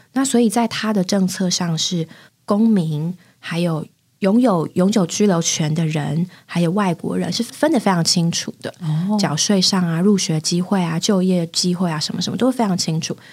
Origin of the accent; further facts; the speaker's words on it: Taipei, Taiwan; moved away as an adult; also born or lived in Singapore; 我是个在台北长大的孩子